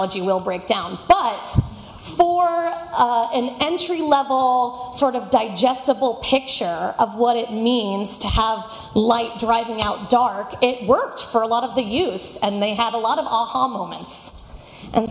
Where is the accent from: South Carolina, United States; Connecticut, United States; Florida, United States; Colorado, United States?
Florida, United States; moved away; also born or lived in Fort Worth, Texas; I was born and raised in Florida